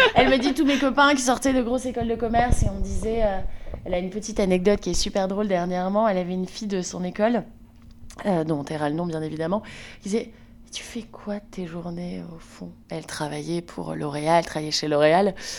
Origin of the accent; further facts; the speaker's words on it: Lille, Hauts-de-France, France; moved away as an adult; now in Brussels, Belgium; je suis originaire de Lille, dans le nord de la France, et je vis à Bruxelles depuis 8 ans